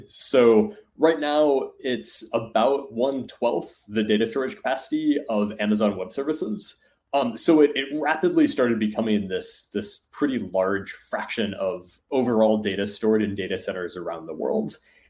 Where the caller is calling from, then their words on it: Seattle, Washington, United States; In outside of Seattle.